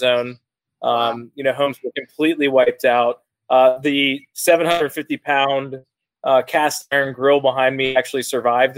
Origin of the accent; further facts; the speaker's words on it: outside Atlanta, Georgia, United States; moved away as an adult; also born or lived in Athens, Georgia; now in Nashville, United States; I grew up outside of Atlanta, Georgia, and went to school at Athens, Georgia